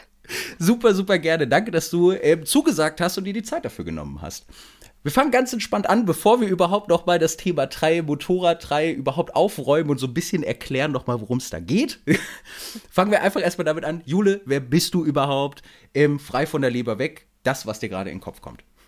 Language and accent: German; Hanover, Lower Saxony, Germany; ich komme ja aus Hannover und äh, bei uns im Norden